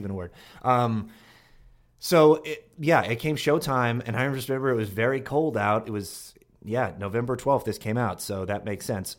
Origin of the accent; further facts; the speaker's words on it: Longmeadow, Massachusetts, United States; From, um, Long Meadow, Massachusetts, which is near Springfield, Massachusetts